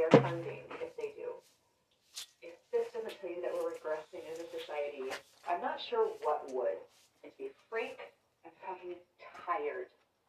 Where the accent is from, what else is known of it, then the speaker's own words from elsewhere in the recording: Texas, United States; moved away; in my state, in my home state